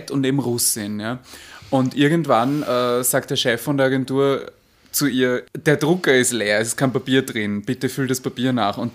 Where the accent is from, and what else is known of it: Vienna, Austria; accent: Viennese (Wienerisch)